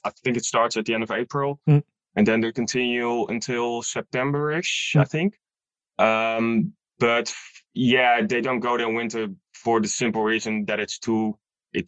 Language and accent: English; Netherlands; also born or lived in Utrecht / Amersfoort; I'm from the Netherlands.